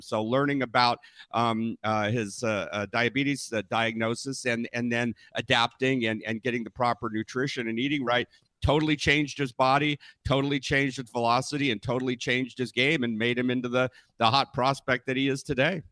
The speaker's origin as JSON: {"language": "English", "region": "Northern California", "country": "United States", "tie": "born or raised there", "said": "I was born and raised in Northern California"}